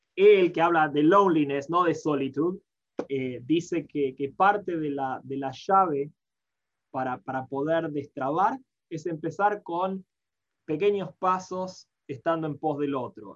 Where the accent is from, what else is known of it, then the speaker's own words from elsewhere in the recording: Buenos Aires, Argentina; moved away as an adult; also born or lived in Guadalajara, Mexico; now in Nashville, United States; nací, me crié en Argentina, en Buenos Aires